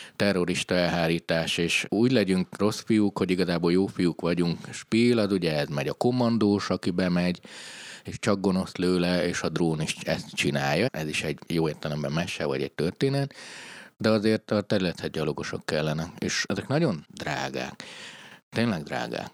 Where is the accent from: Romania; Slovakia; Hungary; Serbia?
Romania; Transylvania; Romániában vagy Erdélyben ugye én ahol nevelkedtem